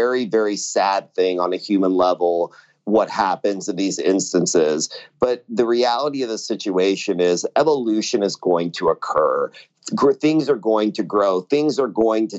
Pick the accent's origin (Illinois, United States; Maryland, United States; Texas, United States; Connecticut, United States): Texas, United States; Austin; I'm born and raised in Austin also. So I'm not just a transplant that moved into the city